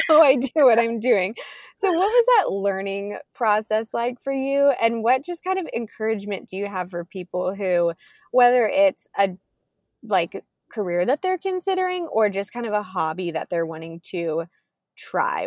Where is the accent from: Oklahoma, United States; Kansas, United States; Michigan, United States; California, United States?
Kansas, United States; moved away; I am originally from Kansas. We're moving back there this fall